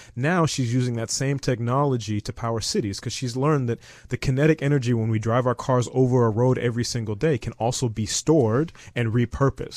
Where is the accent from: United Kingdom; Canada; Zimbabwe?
Zimbabwe; also born or lived in United States / Eastern Cape, South Africa; now in South Africa; I'm originally from Zimbabwe. My father is from Zim. My mother's from the Eastern Cape.